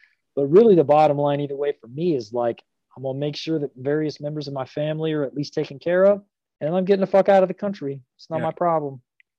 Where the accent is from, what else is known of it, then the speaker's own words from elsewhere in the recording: Arkansas, United States; my hometown in Arkansas